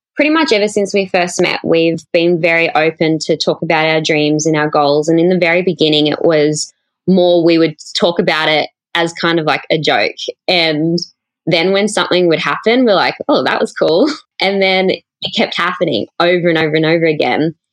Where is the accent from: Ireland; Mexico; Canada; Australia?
Australia; Cowra, New South Wales; moved away; I grew up in a really small country town in central New South Wales